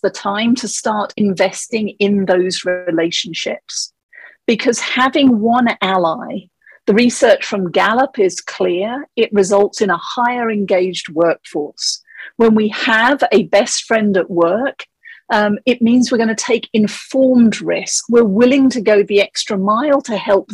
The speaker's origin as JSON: {"language": "English", "region": "England", "country": "United Kingdom", "tie": "born or raised there", "moved": "as an adult", "lives_now": "Colorado, United States", "said": "the accent is actually from England. I grew up there and I moved to Colorado 17 years ago"}